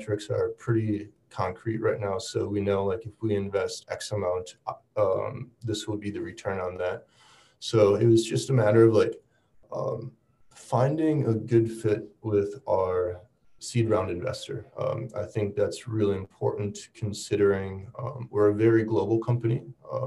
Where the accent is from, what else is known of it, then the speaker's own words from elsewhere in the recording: Wisconsin, United States; moved away as an adult; now in Seoul, South Korea; I'm from Wisconsin